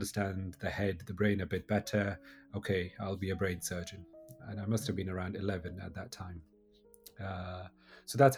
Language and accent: English; Jammu and Kashmir, India; I grew up in Kashmir